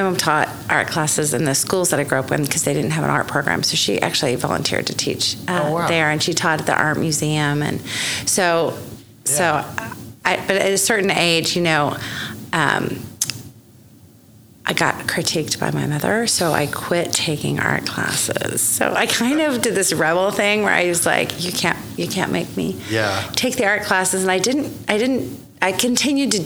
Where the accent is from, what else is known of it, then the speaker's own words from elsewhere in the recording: Oklahoma City, Oklahoma, United States; I was born here in Oklahoma City